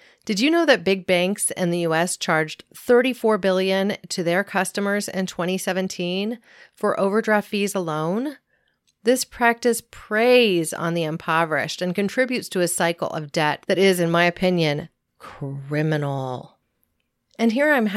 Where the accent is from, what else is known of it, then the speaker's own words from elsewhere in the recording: California, United States; my home state of California